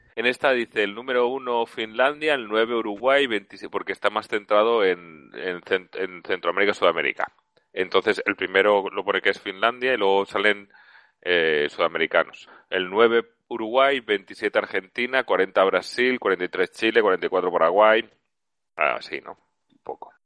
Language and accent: Spanish; Valencia, Valencian Community, Spain; also born or lived in Zaragoza; yo soy de Valencia, pero estudié en Zaragoza